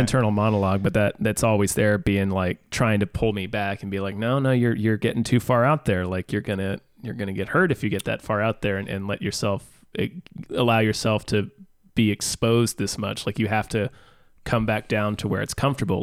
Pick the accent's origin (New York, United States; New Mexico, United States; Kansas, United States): Kansas, United States; also born or lived in Virginia; I moved from Virginia to Kansas